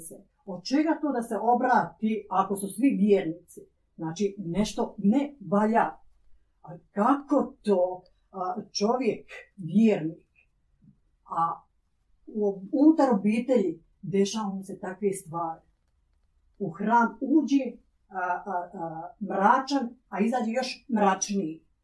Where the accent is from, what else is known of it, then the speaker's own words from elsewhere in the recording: Croatia; Ja, kao Hrvatica, sestra sa ovih prostora